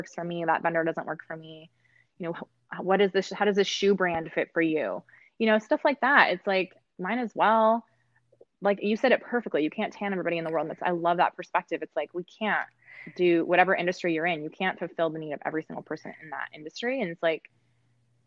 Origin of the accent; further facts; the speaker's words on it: California, United States; I'm from California